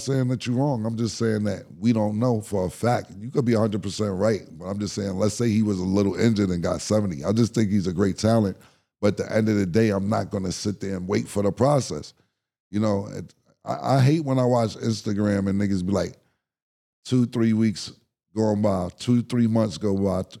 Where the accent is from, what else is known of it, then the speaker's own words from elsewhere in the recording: New York City, New York, United States; I'm from Harlem